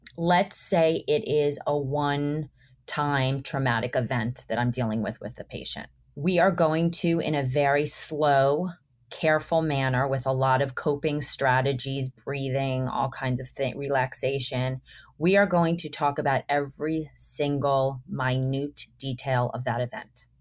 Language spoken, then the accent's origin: English; Miami, Florida, United States; I grew up in Miami